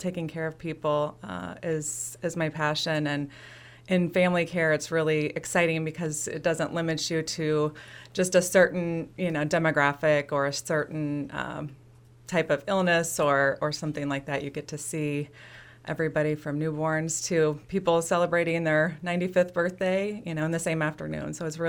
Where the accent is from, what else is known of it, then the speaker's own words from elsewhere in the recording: Fairview, Illinois, United States; Well, I was born and raised in Fairview, Illinois, so close by. Farming community, and I've always lived in the area. Currently, I live closer to Brimfield, but it's kind of where I'm from.